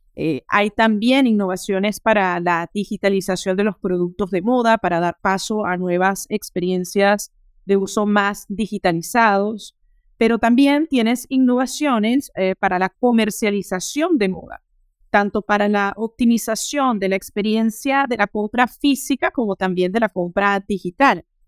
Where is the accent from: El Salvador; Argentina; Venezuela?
Venezuela; moved away as an adult; now in Paris, France; soy venezolana, eh, tengo 36 años y hace ya casi 13 años llegué a París para terminar mis estudios superiores